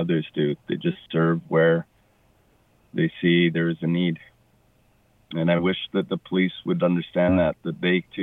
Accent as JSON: {"language": "English", "area": "Cowichan Valley", "region": "British Columbia", "country": "Canada", "tie": "born or raised there", "also_born_or_lived": "Victoria, British Columbia", "said": "I was born in Victoria and raised up in the Cowichan Valley."}